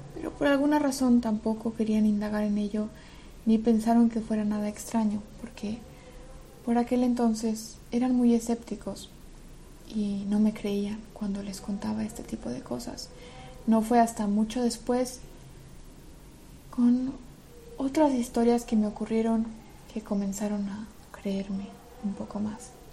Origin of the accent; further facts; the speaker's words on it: Belarus; moved away; also born or lived in Madrid, Spain; en Rusia y en Bielorrusia, que es de donde soy específicamente